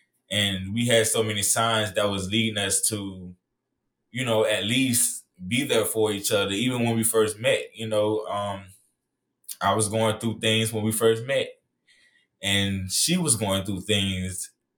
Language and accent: English; Miami, Florida, United States; I was born and raised in Miami, Florida, so, you know, it was really hard, you know, growing up there.